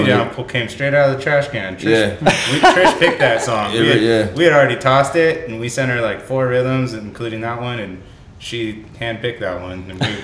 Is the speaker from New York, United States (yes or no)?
no; San Diego, California, United States; I came up in like the ska scene. I grew up in San Diego.